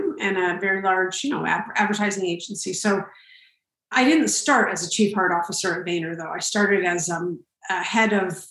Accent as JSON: {"language": "English", "town": "Santa Fe", "region": "New Mexico", "country": "United States", "tie": "born or raised there", "also_born_or_lived": "San Francisco / London / New York", "moved": "yes", "lives_now": "New Jersey, United States", "said": "I grew up in Santa Fe, New Mexico"}